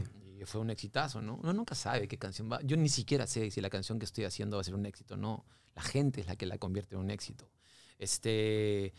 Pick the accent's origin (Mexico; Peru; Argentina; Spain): Peru; Lima; also born or lived in Miami